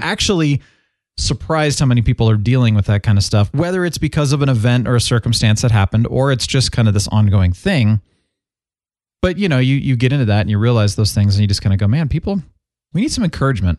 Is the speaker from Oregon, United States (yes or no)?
no; Phoenix, Arizona, United States; moved away; I grew up in Phoenix for about eleven years as a kid